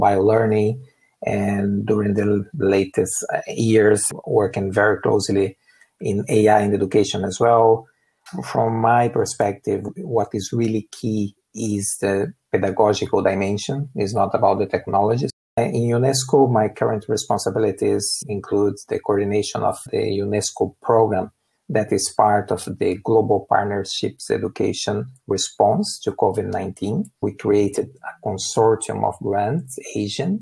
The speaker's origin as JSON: {"language": "English", "country": "Brazil", "tie": "born or raised there", "moved": "yes", "said": "I'm originally from Brazil. I grew up in a rural area"}